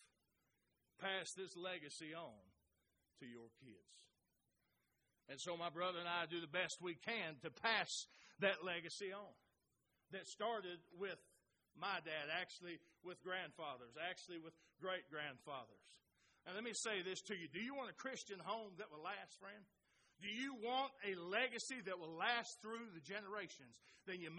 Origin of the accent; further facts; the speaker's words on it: Oklahoma, United States; those of us from Oklahoma